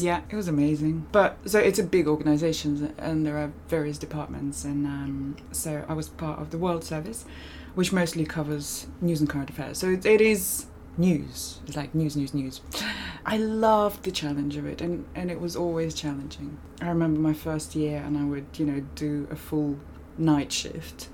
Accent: Moscow, Russia; moved away as an adult; also born or lived in California, United States / United Kingdom; I grew up primarily in Moscow

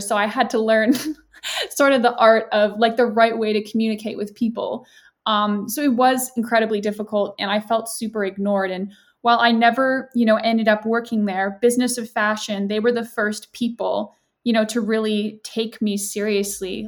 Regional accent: Canada; moved away as an adult; now in United Kingdom; I'm actually Canadian, but I uh, moved to the UK for university

